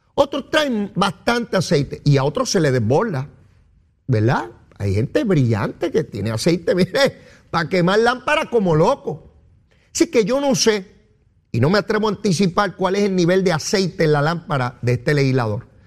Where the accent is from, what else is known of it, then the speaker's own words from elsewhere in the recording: Puerto Rico; accent: Boricua; como la lengüita mía. Sí, una lengüita boricua.